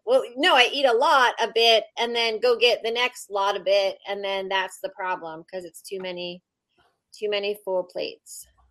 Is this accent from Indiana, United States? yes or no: no; Pennsylvania, United States; now in Las Vegas, United States; I'm also originally from Pennsylvania